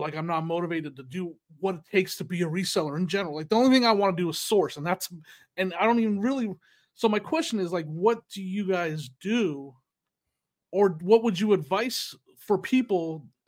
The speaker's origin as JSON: {"language": "English", "country": "United States", "tie": "born or raised there", "also_born_or_lived": "Northern California / Arizona", "moved": "yes", "said": "in Northern California and Arizona"}